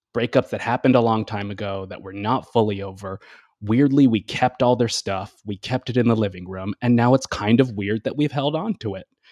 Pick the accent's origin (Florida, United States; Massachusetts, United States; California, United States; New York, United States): Massachusetts, United States; I grew up in Massachusetts in the New England area